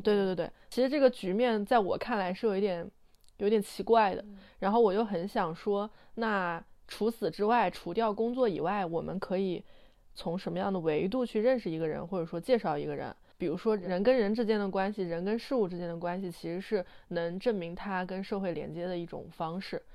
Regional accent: Anhui, China; 因为我们家，我老家是安徽的，就是名山也很多，什么嗯。黄山、九华山

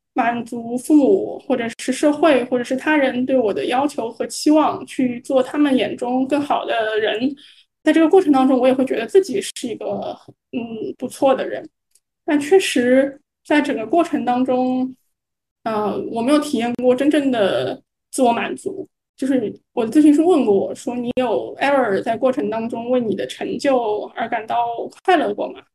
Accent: Shanghai, China; 我是一个八五后，然后我是上海人

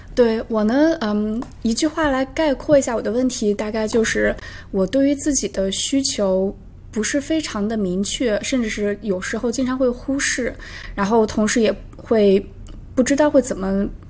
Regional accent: the Northwest, northwestern China, China; now in Toronto, Canada; 我来自大西北，在，现在在多伦多也待了有五年的时间了

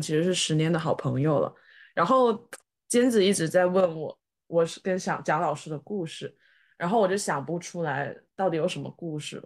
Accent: China; 哪怕我是个中国人

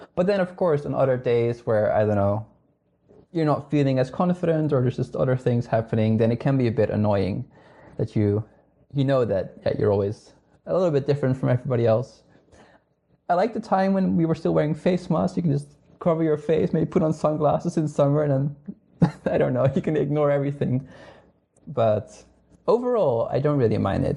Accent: Netherlands; English is a second language; moved away as an adult; now in Higashi-Hiroshima, Japan; I'm originally from the Netherlands

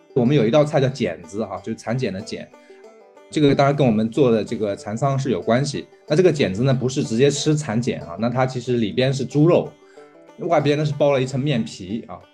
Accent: Jiaxing, Zhejiang, China; 来自浙江嘉兴。我们的机构叫梅和鱼啊，我们主要是养蚕，然后做传统的蚕丝被

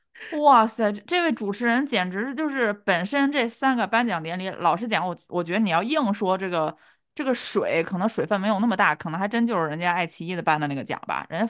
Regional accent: China; 结果颁给了我们两个就是土生土长的大陆的艺人

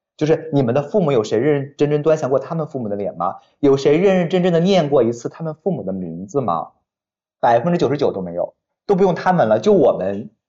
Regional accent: Weihai, Shandong, China; moved away; 我给我爸妈在我们山东威海的买了那个两层那种小楼，我住二楼

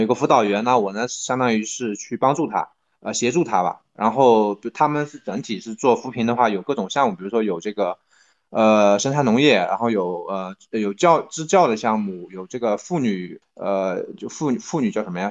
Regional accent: Tongxiang, Zhejiang, China; also born or lived in Beijing / Shanghai / Jilin; 它其实乌镇属于同乡，啊，所以它是非常典型的，呃，江南水乡的这么一个地方嗯，呃，然后，呃，它下面的一个，一个村，啊，然后这是我的，我的老家

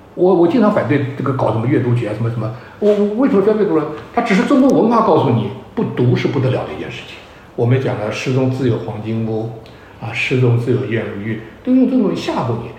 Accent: China; 我们中国人

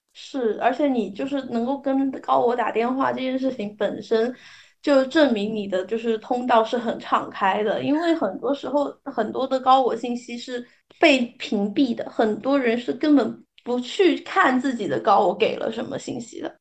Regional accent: China; 我们其实中国人

